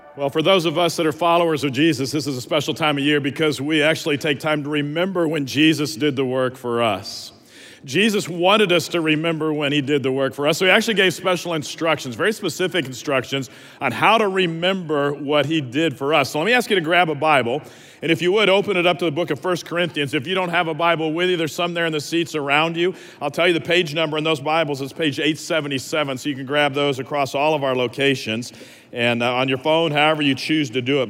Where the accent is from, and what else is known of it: Dallas, Texas, United States; also born or lived in Lubbock, Texas